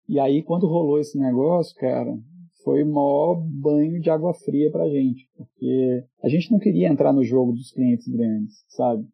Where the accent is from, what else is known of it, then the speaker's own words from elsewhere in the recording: Belo Horizonte, Minas Gerais, Brazil; Eu sou de BH